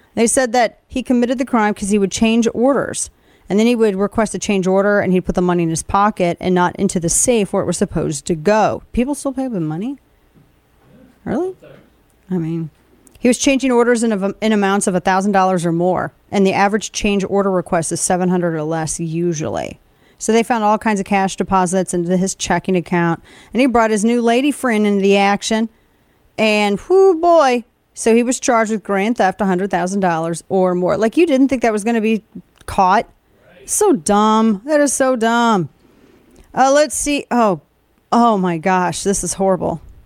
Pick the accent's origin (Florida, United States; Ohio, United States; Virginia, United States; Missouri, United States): Missouri, United States; Southern; I am from Southern Missouri